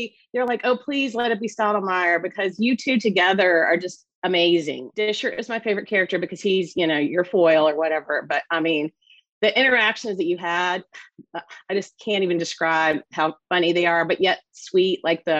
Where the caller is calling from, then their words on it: Roanoke, Virginia, United States; I'm in a little city in southwestern Virginia called Roanoke.